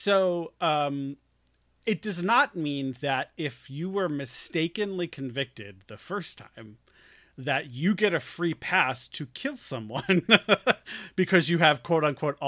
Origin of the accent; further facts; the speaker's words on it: New York, United States; I'm a New Yorker again all of a sudden.